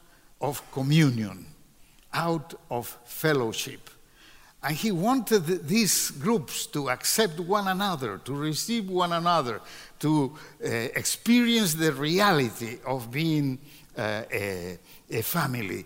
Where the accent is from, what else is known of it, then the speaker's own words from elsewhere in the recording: Peru; my country, to Peru.